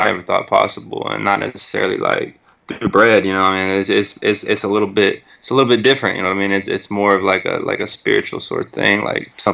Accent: Bryan, Texas, United States; I'm originally from Bryan, Texas

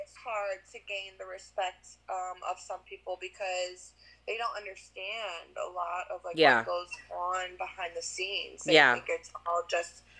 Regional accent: Largo, Florida, United States; I was born here, Largo, Florida

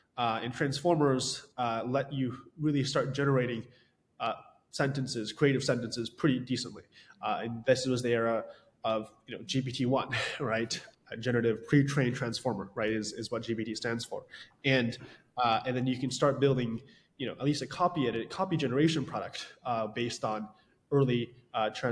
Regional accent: Westchester, New York, United States; I grew up in Westchester, New York

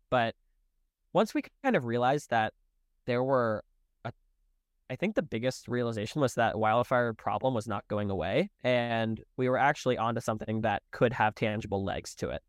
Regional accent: Charlotte, North Carolina, United States; moved away; I'm originally from Charlotte

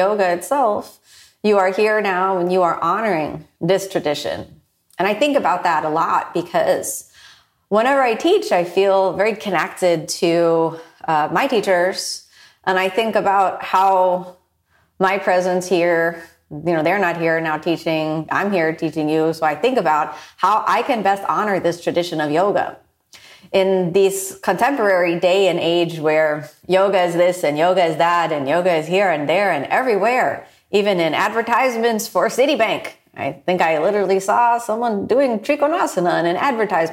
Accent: United States; born in the U.S., I'm part Japanese, and my dad is from Ohio, but, you know, his parents were born in Scotland

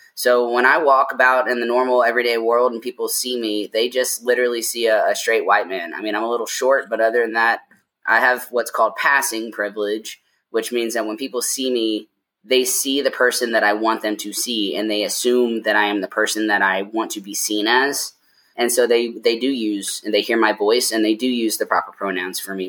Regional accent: Lexington, Kentucky, United States; moved away as an adult; now in Denver, United States; I was born and raised in Lexington, Kentucky, and I moved to Denver in 2017

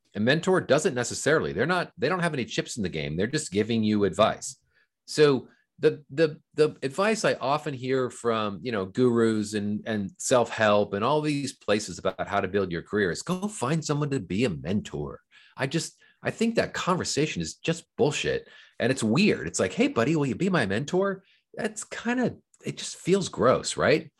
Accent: Fullerton, California, United States; I grew up in Southern California. I lived in Orange County, California, which is in, in a, in a town called Fullerton

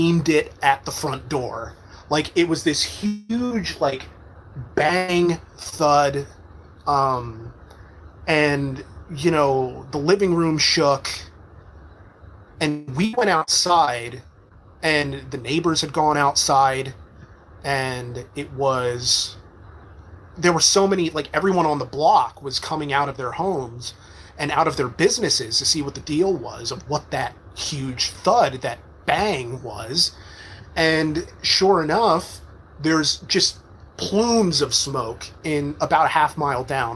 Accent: West Reading, Pennsylvania, United States; West Reading, Pennsylvania, it is my hometown. I grew up there

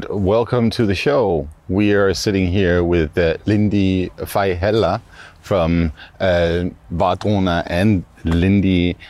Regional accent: Denmark; being Danish

